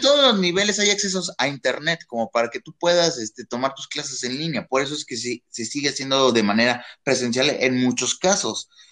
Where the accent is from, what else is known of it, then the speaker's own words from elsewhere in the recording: Mexico; como estudiantes mexicanos